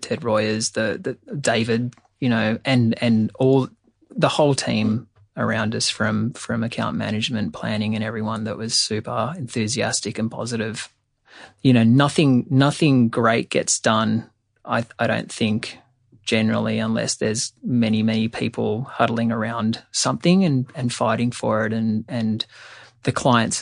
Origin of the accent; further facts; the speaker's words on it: Australia; also born or lived in New York; both of us, super cynical Aussies